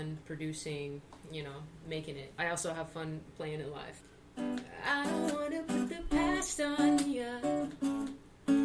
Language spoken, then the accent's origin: English; Newburgh, New York, United States; I grew up in Newburgh, New York